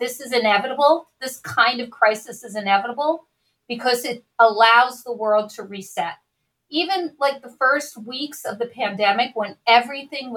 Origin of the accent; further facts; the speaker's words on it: New York, United States; moved away as an adult; now in Oakland, United States; I grew up in New York.